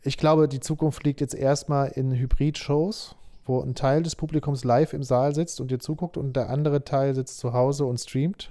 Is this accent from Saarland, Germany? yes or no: yes; Saarbrücken, Saarland, Germany; moved away as an adult; also born or lived in Nuremberg / Berlin; now in Stuttgart, Germany; ich bin geboren, bin ich in Saarbrücken. Da bin ich geboren okay. und aufgewachsen.